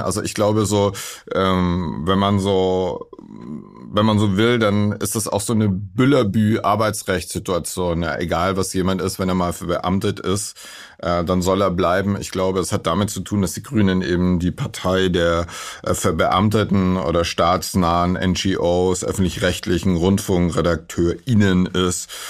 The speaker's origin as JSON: {"language": "German", "region": "West Germany", "country": "Germany", "said": "als äh, Westdeutscher, so wie ich"}